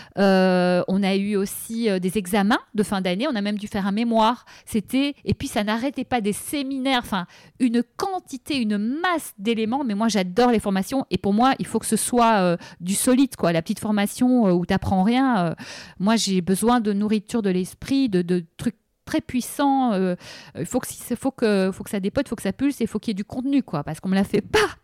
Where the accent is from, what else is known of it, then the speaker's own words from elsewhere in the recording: Brussels, Brussels-Capital Region, Belgium; j'ai grandi à Bruxelles